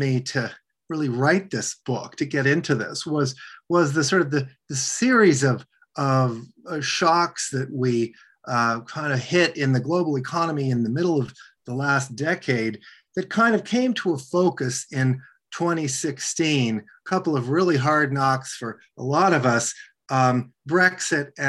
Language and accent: English; Washington, District of Columbia, United States; also born or lived in Bologna, Italy; I grew up in Washington, D.C.